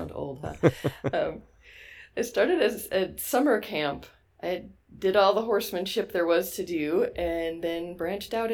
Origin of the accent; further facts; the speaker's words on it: New York City, New York, United States; moved away as an adult; also born or lived in Pacific Northwest / Baja California, Mexico; I grew up around New York City and went to summer camp in the Adirondacks